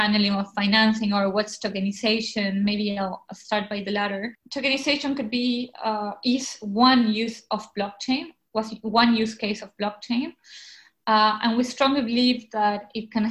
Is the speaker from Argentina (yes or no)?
yes; Argentina; mostly in Argentina, my home country